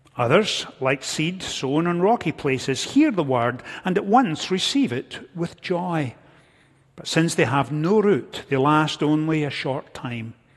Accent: Scotland, United Kingdom; moved away; growing up in Scotland, I was never far from a farming community

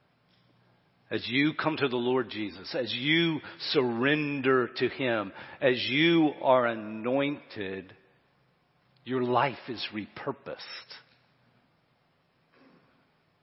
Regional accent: Florence, United States; my hometown, when I look at Florence

